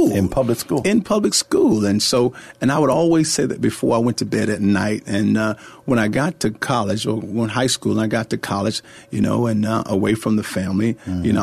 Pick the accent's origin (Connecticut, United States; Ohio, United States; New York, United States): Connecticut, United States; Hartford; also born or lived in Lumpkin, Georgia; Well, uh, Marcus, I'm from uh, a little place called Lumpkin, Georgia, and uh, I was born there and uh, years ago, uh, uh and uh, we moved to Hartford, Connecticut. Hartford, Connecticut is where I actually went to high school